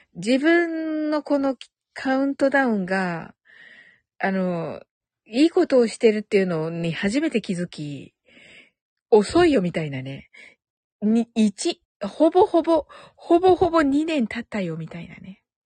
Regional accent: Kyushu, Japan; 九州人だから

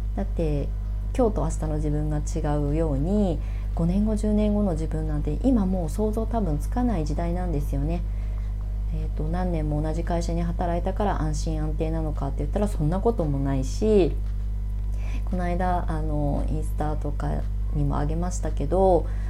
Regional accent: Ibaraki, Japan; moved away as an adult; also born or lived in Tokyo; now in Shonan, Japan; 高速バスで茨城県から、あの、東京に上京することはもう決まっていた

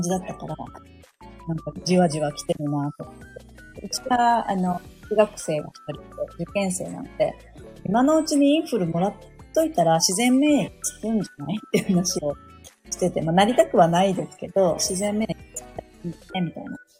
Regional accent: Saitama, Japan; moved away as an adult; now in Sapporo, Japan; 私、地元は埼玉なんですけど、嫁に来て、こっちに住んでるんですよね

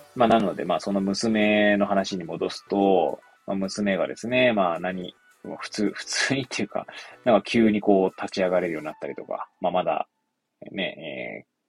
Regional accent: Hachioji, Tokyo, Japan; 私、出身はですね、まあ、東京都八王子市生まれなんですけれども

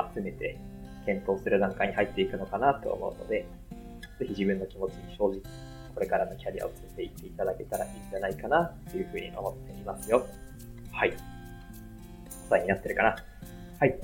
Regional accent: Aichi, Japan; moved away as an adult; also born or lived in Tokyo; 地元愛知

